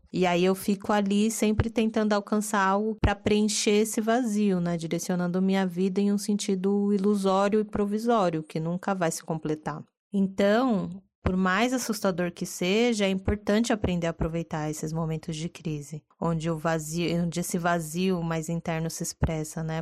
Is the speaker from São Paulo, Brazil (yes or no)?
yes; São Paulo, Brazil; paulistana, adoro viver em São Paulo